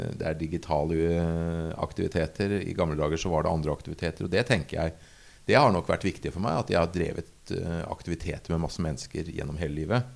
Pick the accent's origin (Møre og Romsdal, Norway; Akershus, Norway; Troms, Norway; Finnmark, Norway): Akershus, Norway; Asker; moved away as an adult; also born or lived in Bergen; jeg er født og oppvokst i Asker